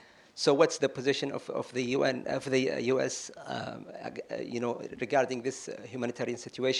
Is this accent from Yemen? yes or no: yes; Yemen; I'm a researcher from Yemen